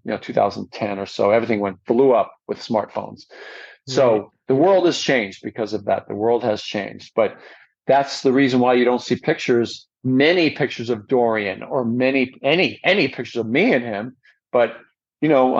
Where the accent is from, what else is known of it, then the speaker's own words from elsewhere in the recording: New York, United States; moved away as an adult; also born or lived in Long Island / California; I moved from New York to California when I was about 21.